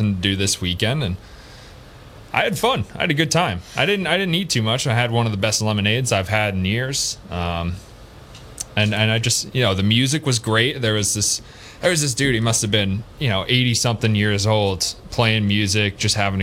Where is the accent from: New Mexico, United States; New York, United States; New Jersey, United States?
New York, United States; I'm from New York